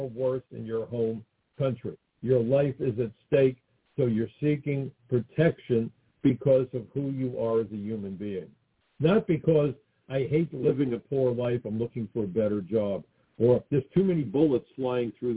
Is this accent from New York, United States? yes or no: yes; New York City, New York, United States; I came from Brooklyn